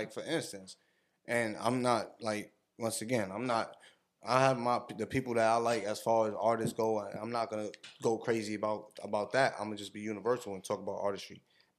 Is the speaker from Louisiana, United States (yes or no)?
yes; New Orleans, Louisiana, United States; Like, growing up in New Orleans, I would never, like, we don't know nothing about that, bro.